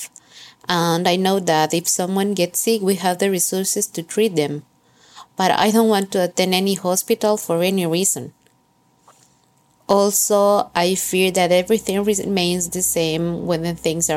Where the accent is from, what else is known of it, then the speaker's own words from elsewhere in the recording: Quito, Pichincha, Ecuador; moved away as an adult; now in Guayaquil, Ecuador; I was born and raised in Quito, but I've been living in Guayaquil for about 3 years